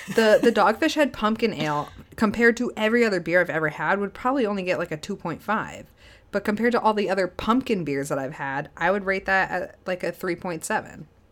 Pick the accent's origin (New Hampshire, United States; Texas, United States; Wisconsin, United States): New Hampshire, United States; Spofford; I grew up in the Keene area.